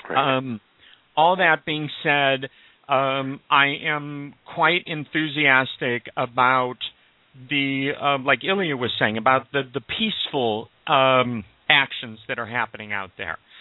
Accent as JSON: {"language": "English", "town": "Omaha", "region": "Nebraska", "country": "United States", "tie": "born or raised there", "said": "I was raised Jewish in Omaha, Nebraska."}